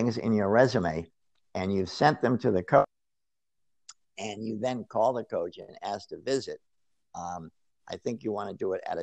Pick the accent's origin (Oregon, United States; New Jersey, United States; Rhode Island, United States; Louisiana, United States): Rhode Island, United States; moved away; I'm from Rhode Island originally.